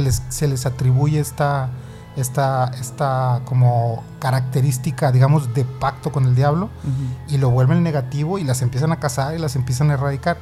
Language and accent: Spanish; Sonora, Mexico; Yo soy de aquí de Sonora